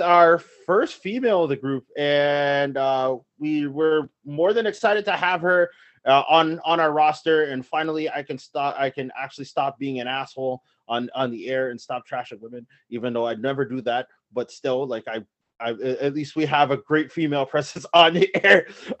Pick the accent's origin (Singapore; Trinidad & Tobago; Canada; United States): Canada; Toronto, Ontario; I am from Toronto.